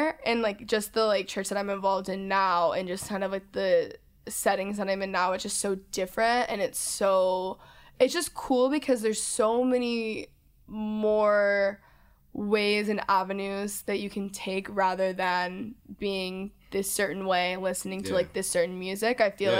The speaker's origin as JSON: {"language": "English", "region": "the South", "country": "United States", "tie": "born or raised there", "said": "growing up in the South, again, this is not bad towards any of these people"}